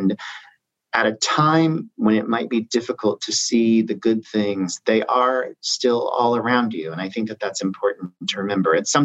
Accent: Southern Illinois, United States; moved away as an adult; now in New York, United States; I grew up in Southern Illinois, and I went to SIU, Southern Illinois University, Carbondale

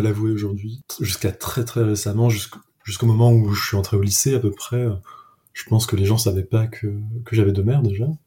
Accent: Paris, Île-de-France, France; moved away as an adult; now in Lyon, France; j'ai grandi à Paris

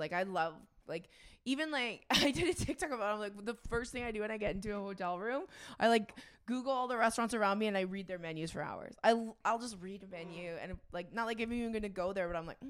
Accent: Edmonton, Alberta, Canada; when you're from Edmonton

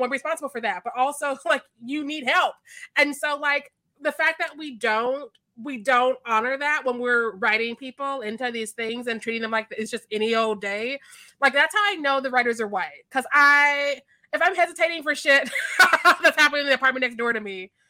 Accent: Missouri, United States; I'm from Missouri

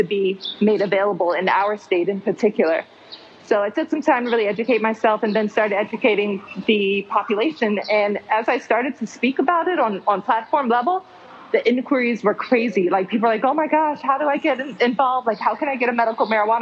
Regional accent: Jamaica; now in South Florida, United States; I'm from Jamaica, so I grew up with cannabis as my main medicine

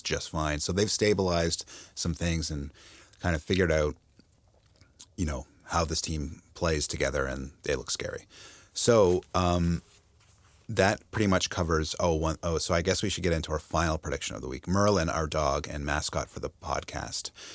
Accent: London, Ontario, Canada; moved away; my hometown of London, Ontario

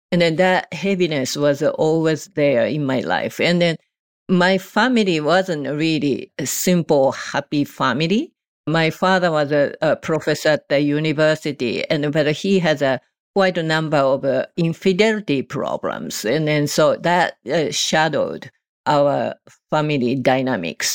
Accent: Japan; English is a second language; moved away as an adult; now in United States; I was born and raised in Japan

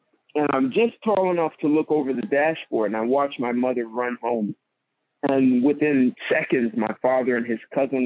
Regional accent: Marlboro, New Jersey, United States; I'm a Jersey boy, so I lived in a town called Marlboro, New Jersey

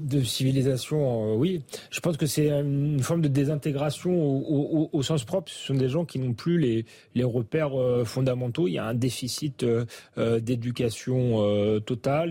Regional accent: Épinay-sur-Seine, Île-de-France, France; j'ai grandi aussi à Épinay

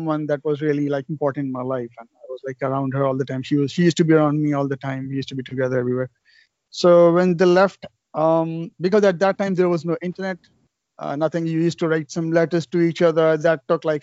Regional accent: Pakistan; moved away as an adult; now in Canada; I'm from Pakistan

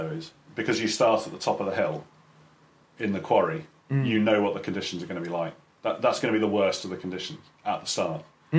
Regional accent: Caterham, South East England, United Kingdom; moved away; So I grew up in Surrey. Whereabouts? So Caterham.

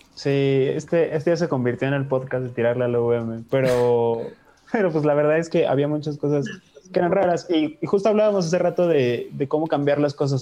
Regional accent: Mexico; somos mexicanos

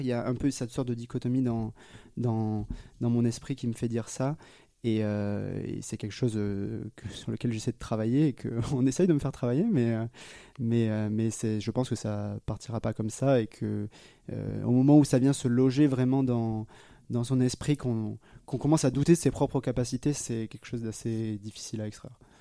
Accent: Foulayronnes, Nouvelle-Aquitaine, France; now in Lyon, France; j'ai grandi dans une charmante ville qui s'appelle Fouléronne et qui ne dira rien à personne, qui est près d'Agen, qui ne dira peut-être rien à personne non plus, euh, qui est globalement euh, entre Bordeaux et Toulouse dans le sud-ouest de la France.

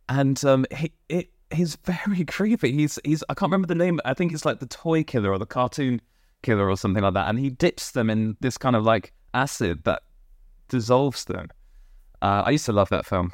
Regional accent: Poole, South West England, United Kingdom; now in London, United Kingdom; I grew up in Poole in Dorset

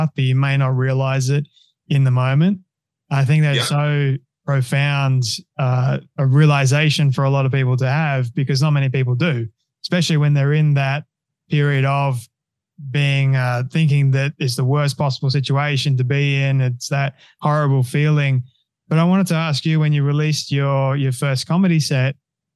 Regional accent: Australia; I'm an Aussie releasing his first book in the United States

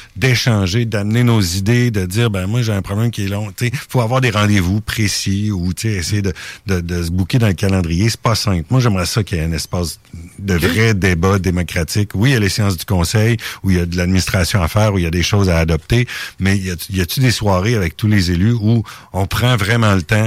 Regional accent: Lévis, Quebec, Canada; chez, chez nous à Saint-Étienne

